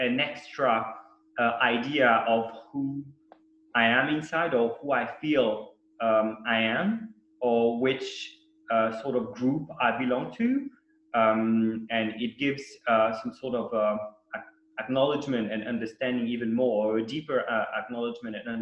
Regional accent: Geneva, Switzerland; English is a second language; also born or lived in Sydney, Australia; now in Canton Vaud, Switzerland; born and raised in Geneva, Switzerland.

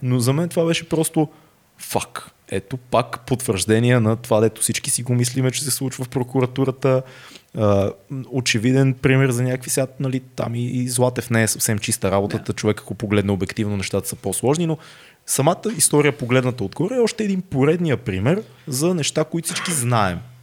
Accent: Bulgaria

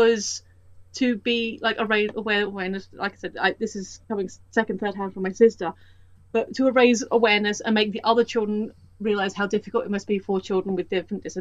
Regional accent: United Kingdom; Where I live is about 20 minutes north of London.

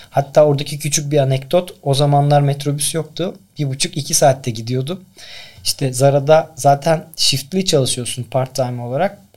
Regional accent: Tekirdağ, Turkey; born there; 82 Tekirdağ doğumluyum ben. İşte aslında ben dükkana doğmuşum öyle diyorlar.

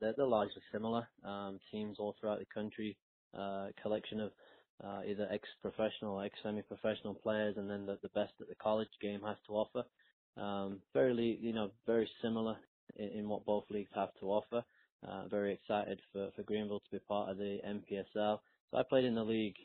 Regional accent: Sheffield, Yorkshire and the Humber, United Kingdom; moved away as an adult; also born or lived in North Carolina; now in United States; I'm originally from England, from Sheffield, England

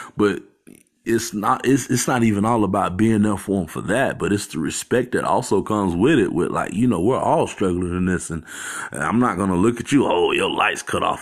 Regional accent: Phoenix, Arizona, United States; growing up in Phoenix

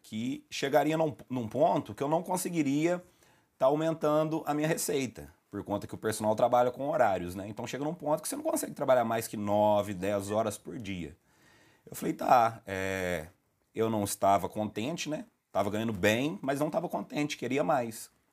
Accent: Lavras, Minas Gerais, Brazil; Sou aqui da cidade de Lavras mesmo

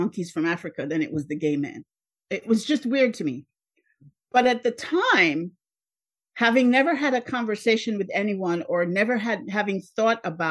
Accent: Jamaica; moved away as an adult; now in United States; I was born in Jamaica.

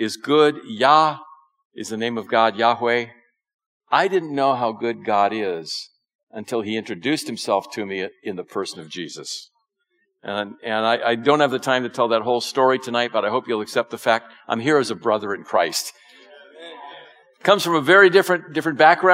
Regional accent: California, United States; I'm from California, okay? But my family came from the East Coast

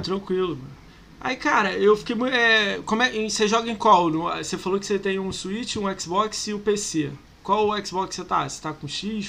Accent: Rio de Janeiro, Brazil; Eu sou do Rio

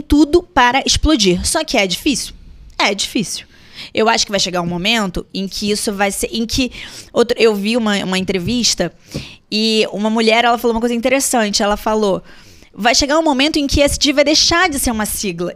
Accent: Brazil

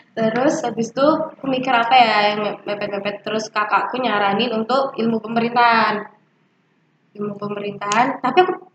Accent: Malang, East Java, Indonesia; kita orang Malang

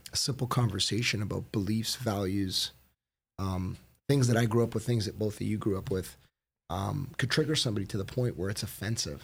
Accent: Woodbridge, Ontario, Canada; I grew up in Woodbridge

